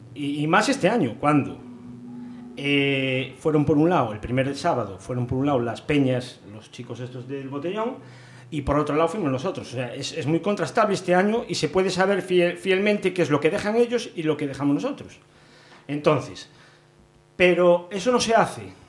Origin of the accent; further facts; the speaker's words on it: Pontevedra, Galicia, Spain; como ciudadano que soy de Pontevedra